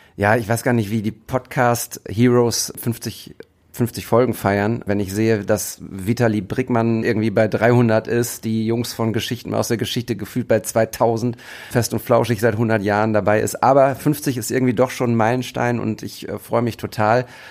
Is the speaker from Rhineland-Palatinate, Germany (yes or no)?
no; Bochum, North Rhine-Westphalia, Germany; aus der ich auch komme. Bochumer Junge